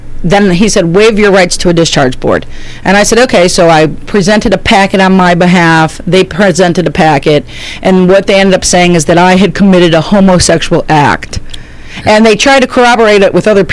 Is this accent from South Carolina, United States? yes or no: no; 40 miles from Chicago, Illinois, United States; I lived in the 40 miles from Chicago